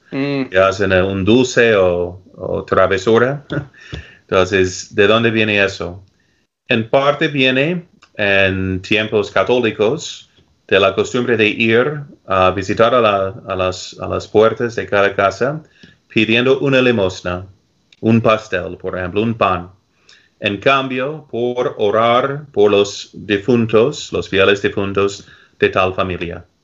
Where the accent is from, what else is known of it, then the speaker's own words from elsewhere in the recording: United States; yo crecí aquí, por ejemplo, en los Estados Unidos